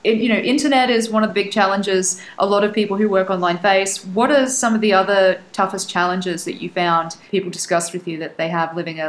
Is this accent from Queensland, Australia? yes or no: yes; Brisbane, Queensland, Australia; I grew up in Australia. I lived in Australia my entire life.